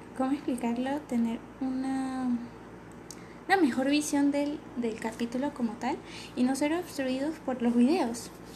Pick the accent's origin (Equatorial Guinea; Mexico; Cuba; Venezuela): Venezuela; accent: venezolano; Yo sé que somos venezolanos y que nosotros vamos a hablar así